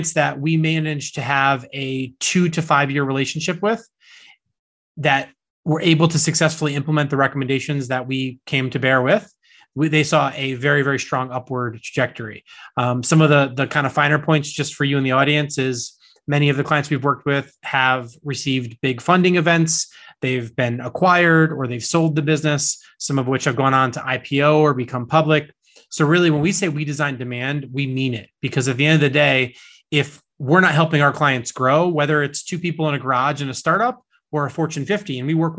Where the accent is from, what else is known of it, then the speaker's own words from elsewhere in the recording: East Coast, United States; I grew up here on the East Coast in the States